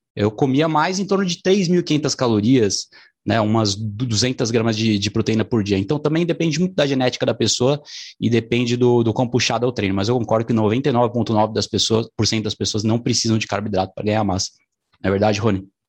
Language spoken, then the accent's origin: Portuguese; São Paulo, Brazil; Eu sou aqui de São Paulo